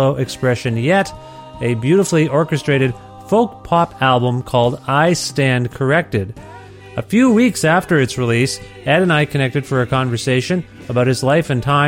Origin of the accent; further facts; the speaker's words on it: Canada; I'm Canadian.